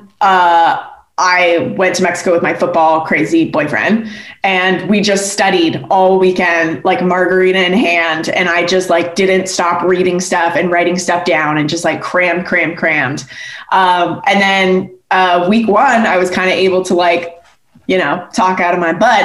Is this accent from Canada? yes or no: yes; Canada; I grew up in Canada